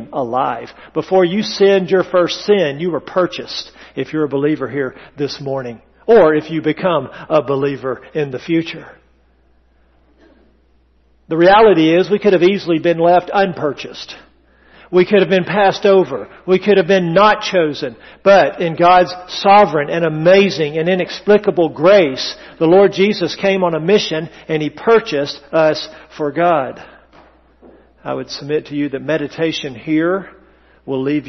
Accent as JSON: {"language": "English", "region": "the South", "country": "United States", "accent": "Southern English", "first_language": "English", "said": "I come from English-speaking ancestors. Well, Southern English, if you please"}